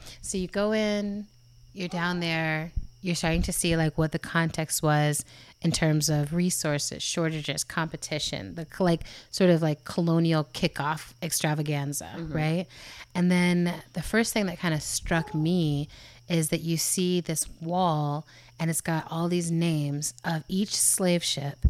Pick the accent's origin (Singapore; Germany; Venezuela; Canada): Germany; I grew up in Germany and Europe.